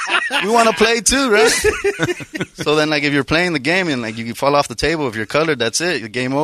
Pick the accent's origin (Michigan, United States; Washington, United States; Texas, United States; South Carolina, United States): Texas, United States; West; I'm a Mexican. I'm West Texan, actually.